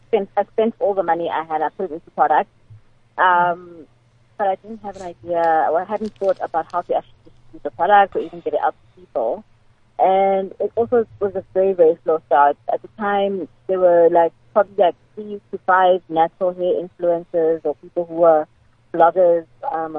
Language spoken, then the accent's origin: English; Nelspruit, Mpumalanga, South Africa; moved away; my hometown of Nelspruit